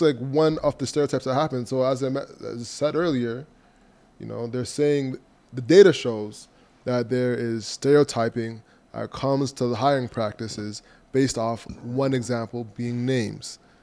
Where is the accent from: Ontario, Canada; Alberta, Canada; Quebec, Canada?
Ontario, Canada; Toronto; I was from Malvern